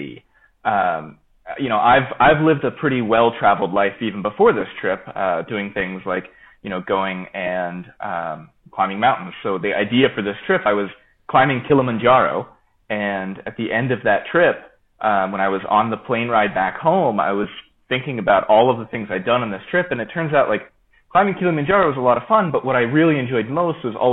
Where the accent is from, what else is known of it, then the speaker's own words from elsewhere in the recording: Florida, United States; I'm originally from Florida